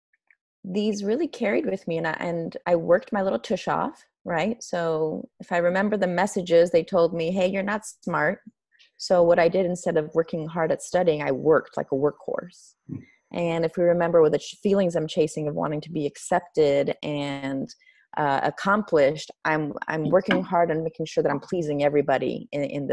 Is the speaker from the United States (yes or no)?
no; Iran; moved away; growing up in Iran during an Islamic revolution